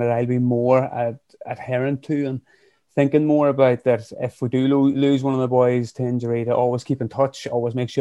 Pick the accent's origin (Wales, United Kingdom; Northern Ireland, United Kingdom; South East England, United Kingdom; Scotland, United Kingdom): Northern Ireland, United Kingdom; County Fermanagh; also born or lived in County Armagh; now in Craigavon, United Kingdom; I'm originally from Fermanagh, living up in County Armagh, just outside of Craigavon.